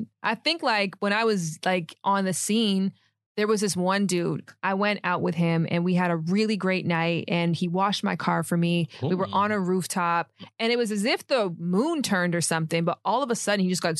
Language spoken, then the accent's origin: English; Toronto, Ontario, Canada